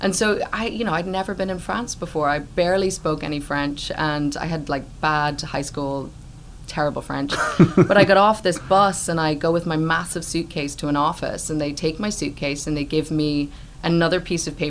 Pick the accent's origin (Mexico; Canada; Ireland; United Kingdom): Ireland; growing up in Ireland, there is kind of a rich local theatre culture there